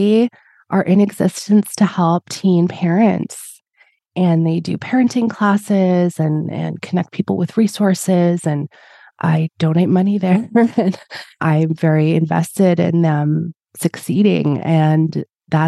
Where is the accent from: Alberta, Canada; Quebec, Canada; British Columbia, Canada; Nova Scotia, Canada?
Alberta, Canada; Edmonton; I was born in Edmonton and was here for school